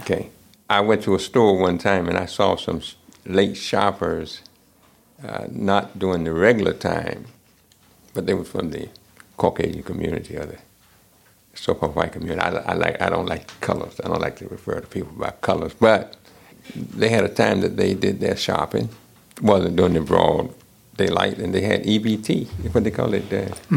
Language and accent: English; United States; I'm African American and I grew up uh, in this country